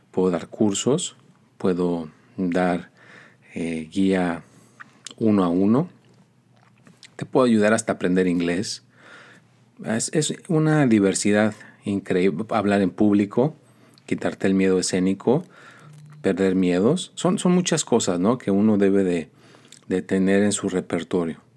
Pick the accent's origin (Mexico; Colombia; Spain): Mexico; Mexico City; born there; dicen que nací en la Ciudad de México, en un convento de monjas